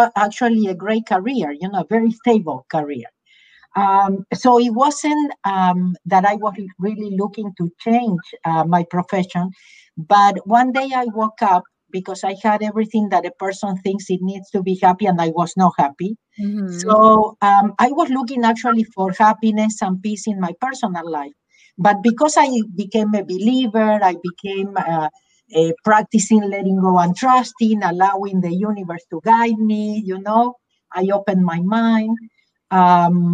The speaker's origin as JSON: {"language": "English", "country": "Argentina", "accent": "Argentine", "moved": "as an adult", "lives_now": "Los Angeles, United States", "said": "I am originally from Argentina. That's where my accent is from"}